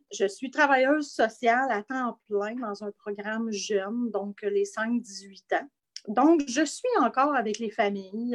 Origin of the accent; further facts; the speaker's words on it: Asbestos, Quebec, Canada; mon coin de pays à Asbestos, en Estrie